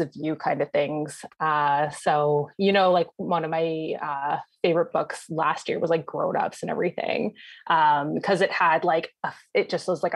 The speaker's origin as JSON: {"language": "English", "town": "London", "region": "Ontario", "country": "Canada", "also_born_or_lived": "Ottawa", "said": "I hail from London, Ontario, which is where I met Meg"}